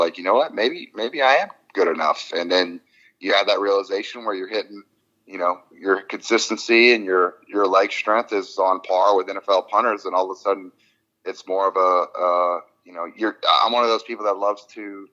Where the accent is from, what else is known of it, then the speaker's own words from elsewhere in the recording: Louisiana, United States; I'm from Louisiana